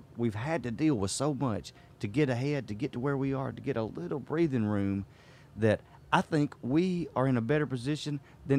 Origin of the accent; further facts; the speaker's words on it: Mississippi, United States; how lucky and how blessed I am to be from Mississippi and to be in the deep South of the roots where I am.